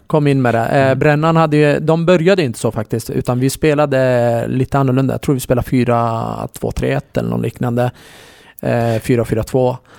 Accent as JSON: {"language": "Swedish", "town": "Borlänge", "region": "Dalarna County", "country": "Sweden", "tie": "born or raised there", "also_born_or_lived": "Kurdish part of Turkey", "said": "jag är ju från Borlänge, eh, eller jag är kurd, jag är född i den kurdiska delen i Turkiet, eh, men jag är en dalmas"}